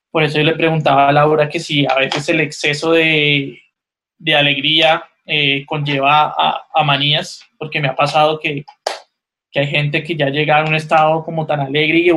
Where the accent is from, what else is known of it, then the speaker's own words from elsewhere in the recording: Cali, Valle del Cauca, Colombia; moved away; also born or lived in Colombian Caribbean coast; Yo no soy costeño, obviamente, yo soy caleño